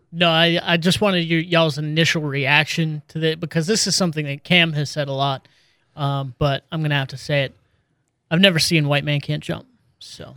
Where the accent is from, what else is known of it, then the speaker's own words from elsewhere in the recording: Pennsylvania, United States; I'm from Pennsylvania